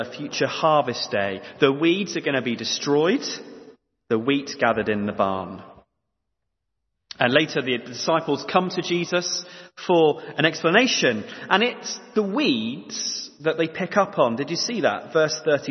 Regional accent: East Anglia, East of England, United Kingdom; growing up in East Anglia

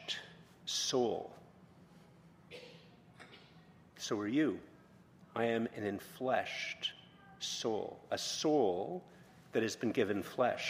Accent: Ireland; I'm Irish

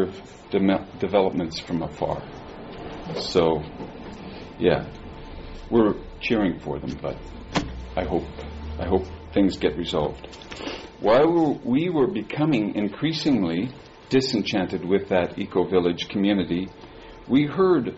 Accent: Edmonton, Alberta, Canada; moved away as an adult; also born or lived in Vancouver; now in South Surrey, Canada; we moved back to Edmonton, which is my hometown

